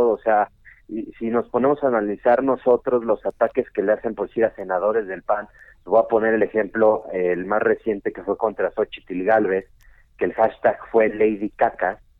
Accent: Mexico City, Mexico; Nací en Ciudad de México

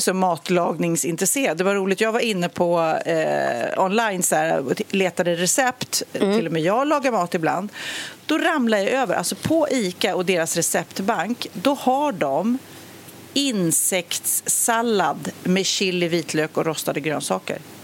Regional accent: Sweden; som svensk

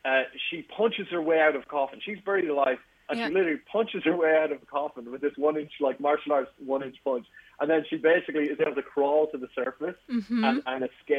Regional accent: Ireland; I'm an Irish YouTuber.

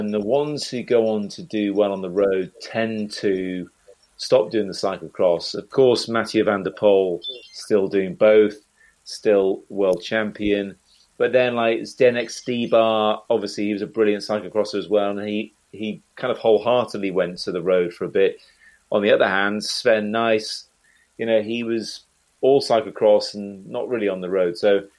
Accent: North Wales, United Kingdom; when I was a kid, it was BMX and mountain biking because of where I grew up in North Wales

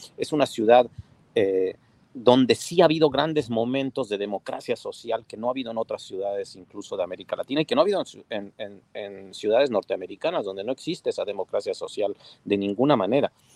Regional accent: Puebla, Mexico; lo digo como poblano

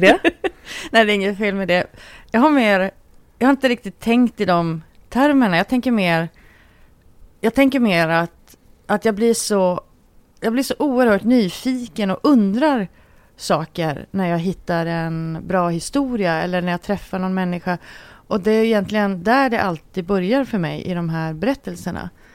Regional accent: Luleå, Norrbotten County, Sweden; moved away; jag är ju uppvuxen i en by i Norrbotten

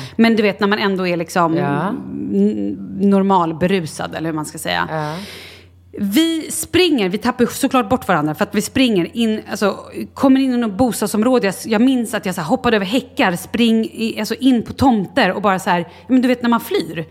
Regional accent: Sweden; Vi var ett gäng svenskar

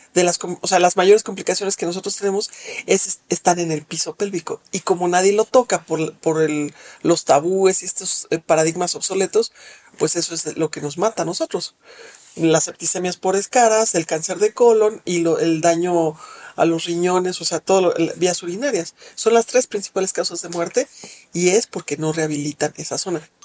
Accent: Mexico; Soy una mujer eh, mexicana de 52 años

